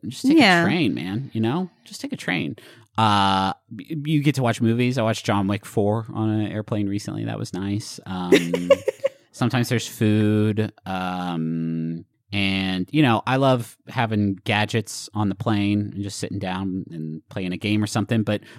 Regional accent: Huntington, West Virginia, United States; Growing up in Huntington

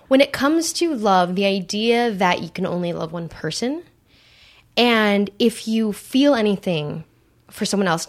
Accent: Santa Monica, California, United States; I grew up in Santa Monica

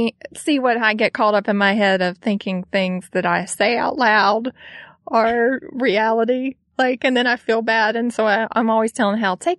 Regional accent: the South, United States; now in California, United States; I'm from the South, and we grew up running in the fields and out in the woods

